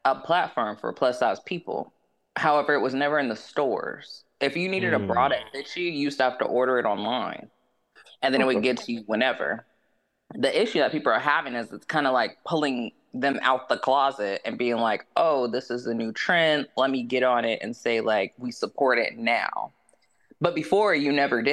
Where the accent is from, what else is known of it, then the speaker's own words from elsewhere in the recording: the South, United States; I'm from the South